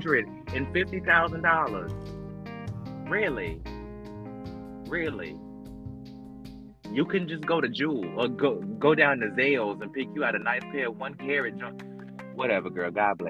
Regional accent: Fayetteville, North Carolina, United States; we're small town girls. I'm from Fayetteville, North Carolina.

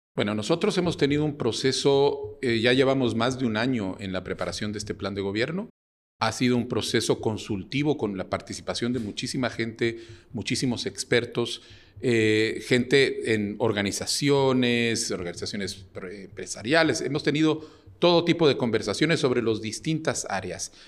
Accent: Guatemala; also born or lived in Uruguay / Jerusalem, Israel / Netherlands; soy un guatemalteco de 64 años. Nací en Uruguay durante el exilio de mis padres. Eh, estudié en Guatemala el bachillerato

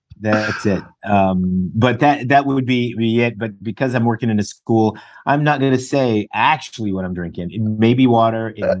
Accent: Harvey, Illinois, United States; also born or lived in Robbins, Illinois; I was born in Harvey, Illinois, but lived in Robbins, Illinois. We moved back to Harvey when I was 10.

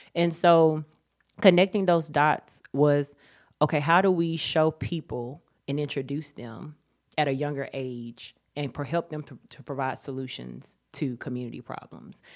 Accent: Charlotte, North Carolina, United States; I was raised here in Charlotte, North Carolina

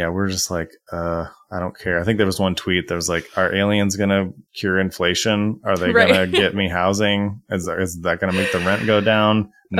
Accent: Dayton, Ohio, United States; I grew up in Dayton, Ohio, which is right near Wright-Patterson Air Force Base.

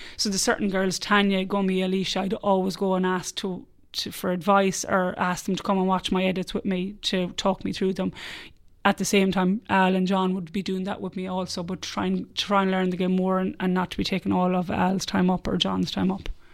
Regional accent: Ireland; accent: Irish; moved away as an adult; now in Australia; a bad Irish accent

